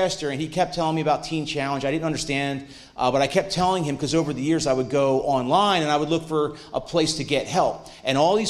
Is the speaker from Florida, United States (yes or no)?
no; Mantua Township, New Jersey, United States; I'm from Mantua Township originally, not so far away